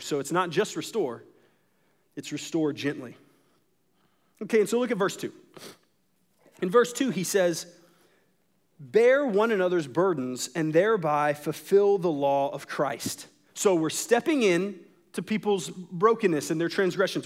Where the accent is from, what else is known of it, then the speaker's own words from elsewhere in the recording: United States; as an American